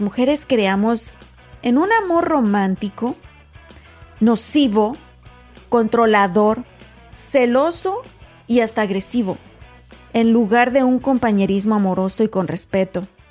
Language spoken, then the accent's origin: Spanish; Mexico; moved away; yo soy mexicana.